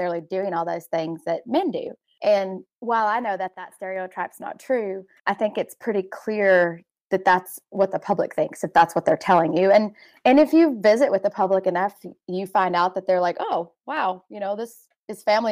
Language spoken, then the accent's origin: English; Dallas-Fort Worth area, Texas, United States; moved away as an adult; now in South Dakota, United States; I grew up in the Dallas-Fort Worth area